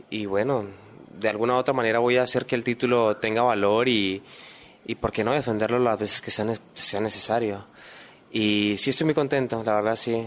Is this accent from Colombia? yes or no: yes; Colombia; moved away as an adult; now in Lima, Peru; yo extraño en Colombia, extraño mi familia, extraño mis cosas